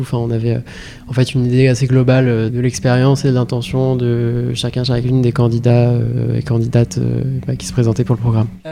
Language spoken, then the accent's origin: French; Rouen, Normandy, France; j'ai 21 ans, je viens de Rouen